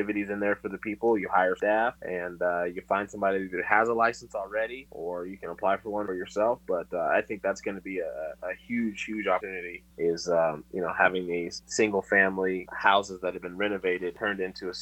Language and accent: English; Tucson, Arizona, United States; also born or lived in Atlanta metro area, Georgia; now in Atlanta, United States; I'm from Tucson originally